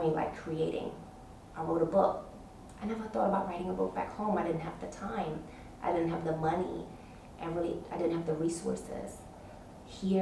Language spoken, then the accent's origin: English; New York City, New York, United States; moved away as an adult; now in Abu Dhabi, United Arab Emirates; I'm from New York City, Washington Heights, Manhattan, Uptown, Harlem.